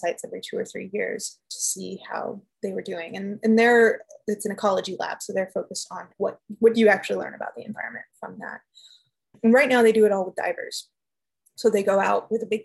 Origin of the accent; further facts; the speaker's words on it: Southern California, United States; I'm being from Southern California